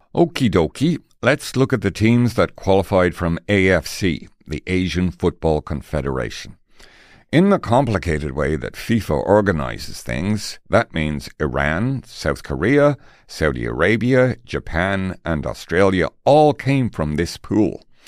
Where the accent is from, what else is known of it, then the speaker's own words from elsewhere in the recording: Tipperary, Munster, Ireland; now in Canada; I'm from Tipperary, and look at us, sitting in Canada